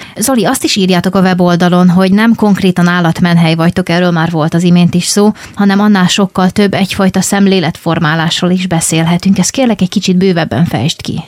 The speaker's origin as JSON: {"language": "Hungarian", "region": "Vojvodina", "country": "Serbia", "tie": "born or raised there", "moved": "yes", "said": "még gyerek voltam, és én vajdasági vagyok, és egy pici városban éltünk"}